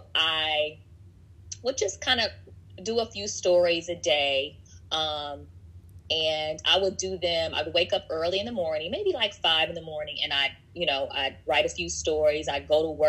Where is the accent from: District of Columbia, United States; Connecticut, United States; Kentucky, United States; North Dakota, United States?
District of Columbia, United States; Washington; also born or lived in Omaha, Nebraska; now in Los Angeles, United States; I was born in Omaha, Nebraska. I spent most of my life in Washington, D.C. I live in L.A. now.